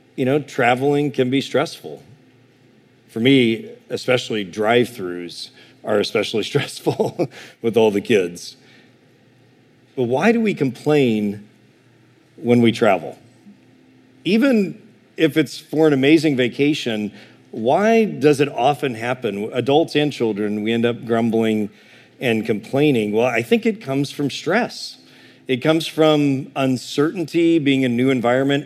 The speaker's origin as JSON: {"language": "English", "region": "Illinois", "country": "United States", "said": "I'm from Illinois"}